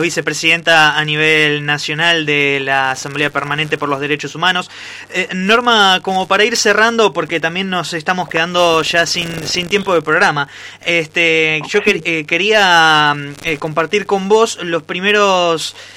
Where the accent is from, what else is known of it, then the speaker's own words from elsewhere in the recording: Argentina; nuestro país